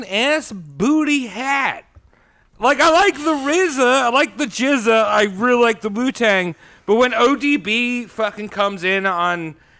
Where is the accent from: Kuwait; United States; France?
United States; New York; now in Portland, United States; Because I'm from New York.